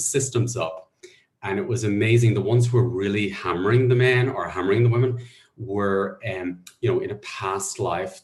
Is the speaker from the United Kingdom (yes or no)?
no; Ireland; I was brought up in Catholic Ireland